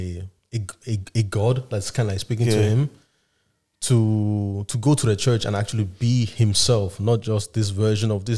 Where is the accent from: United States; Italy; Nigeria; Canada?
Nigeria; As a Nigerian Yoruba